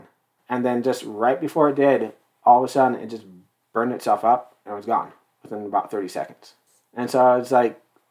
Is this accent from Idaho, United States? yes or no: yes; North Central Idaho, United States; I am born and raised in North Central Idaho, pure blood. Yay, Idahoan.